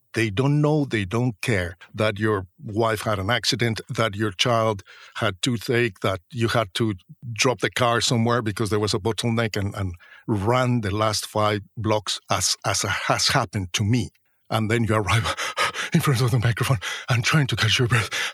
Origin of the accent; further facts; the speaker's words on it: Mexico; moved away as an adult; also born or lived in Mexico City, Mexico; now in London, United Kingdom; I was the guy from Mexico